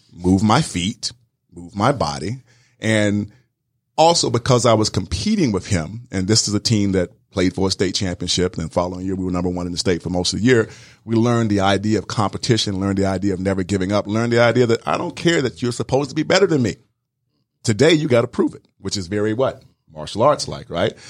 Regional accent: South Georgia, United States; moved away as an adult; also born or lived in Wisconsin; growing up in South Georgia

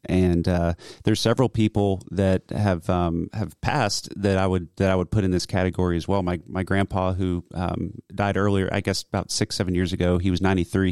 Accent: Roswell, Georgia, United States; also born or lived in Cumming, Georgia; I grew up in Roswell, but I went to elementary school here in Cumming

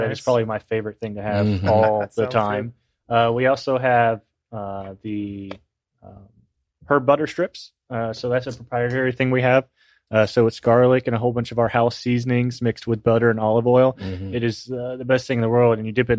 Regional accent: California, United States; I mean, we're from California. No one knows what pyology is.

